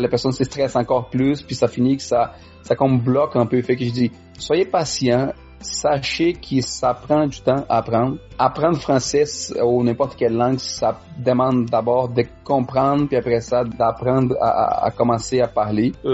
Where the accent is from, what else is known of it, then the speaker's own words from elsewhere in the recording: Quebec, Canada; accent: Quebec French; moi j'ai appris le Français ici, fait je parle les Français québécois.